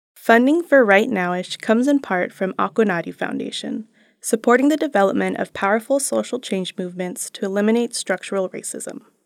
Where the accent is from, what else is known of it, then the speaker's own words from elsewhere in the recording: Bay Area, California, United States; I'm from the Bay Area